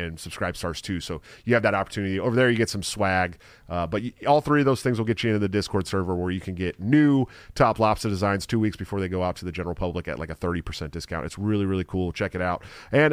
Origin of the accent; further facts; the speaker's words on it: Antioch, California, United States; my hometown of Antioch, California